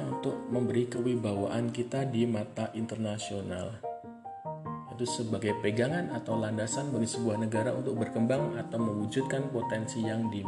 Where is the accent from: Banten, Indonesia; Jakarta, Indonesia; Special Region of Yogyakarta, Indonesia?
Special Region of Yogyakarta, Indonesia; Yogyakarta; Yaitu kalau saya identitas primer saya adalah orang Jawa, orang Yogyakarta. Identitas benar saya sebagai warga negara Indonesia gitu lah.